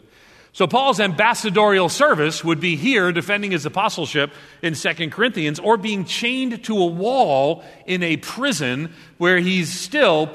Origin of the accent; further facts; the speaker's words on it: Long Island, outside New York City, United States; moved away; I grew up on Long Island outside of New York City.